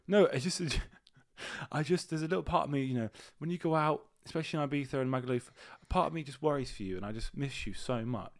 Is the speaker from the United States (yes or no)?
no; United Kingdom; We're not fully British